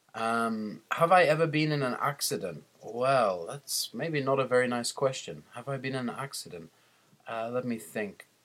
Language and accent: English; England, United Kingdom; I'm from England